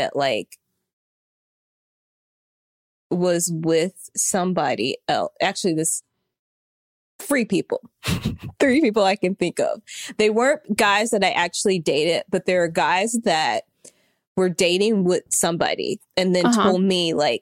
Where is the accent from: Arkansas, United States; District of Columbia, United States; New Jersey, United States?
Arkansas, United States; I'm from Arkansas.